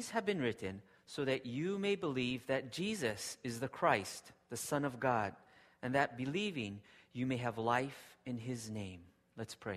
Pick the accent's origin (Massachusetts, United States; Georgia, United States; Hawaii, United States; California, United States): Hawaii, United States; now in Japan; I grew up in Hawaii, and my wife and kids love Hawaii.